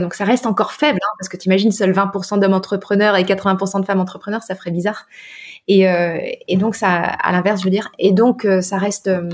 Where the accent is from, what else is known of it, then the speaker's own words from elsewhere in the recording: northern France, France; moved away; also born or lived in Brittany; moi je suis bretonne de cœur hein, d'adoption parce que j'ai grandi dans le nord de la France